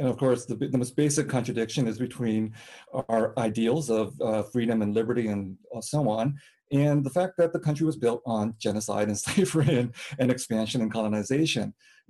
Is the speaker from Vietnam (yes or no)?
yes; Vietnam; moved away; But I came from Vietnam as a refugee from the Vietnam War